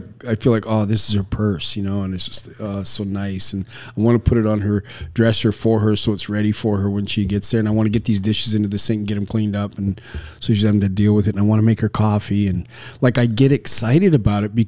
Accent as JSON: {"language": "English", "country": "Canada", "tie": "born or raised there", "said": "I was raised in Canada"}